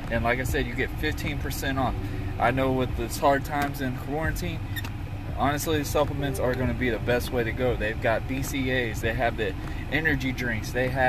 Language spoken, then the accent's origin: English; New London, Connecticut, United States; born there; also born or lived in Jacksonville, Florida; I'm what we call the terminology, damn Yankee. I was born in New London, Connecticut. But with my dad being in the military, we moved so many times that we found a way to get back into Jacksonville, Florida